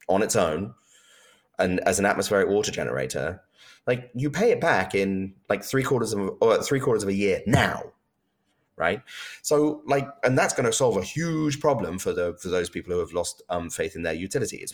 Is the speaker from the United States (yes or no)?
no; United Kingdom; I'm British